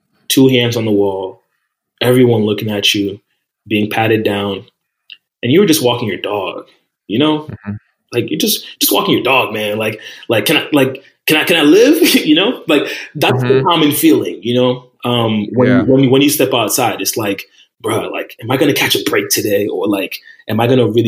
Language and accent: English; New Jersey, United States; I'm from Jersey